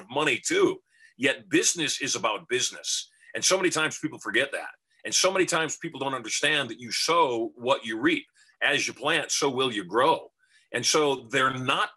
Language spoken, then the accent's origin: English; Michigan, United States; now in Las Vegas, United States; we grew up dirt poor in Michigan